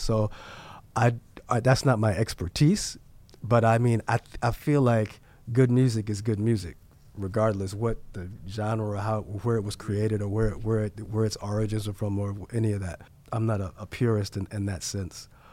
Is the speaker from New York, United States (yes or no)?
yes; New York City, New York, United States; I was born and raised in New York, and I, I love New York